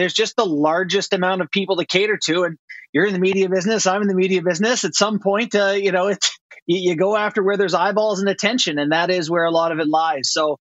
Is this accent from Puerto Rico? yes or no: no; Canada; also born or lived in Long Island, United States / Los Angeles, United States; Yeah, I was born in Long Island. Yeah, I'm a dual citizen. My dad was with the Islanders, right? So I was born there. We went to LA when he got traded. So yeah, I'm proud to carry my two passports, but I consider myself Canadian.